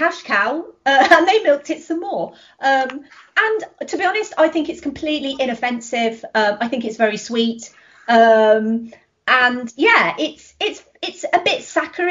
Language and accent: English; United Kingdom; I'm British. American people like the accent.